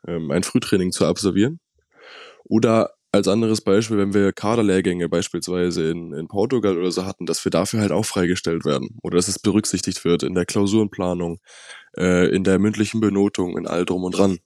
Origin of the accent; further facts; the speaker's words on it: Hamburg, Germany; Ich komme ja aus dem Norden, aus Hamburg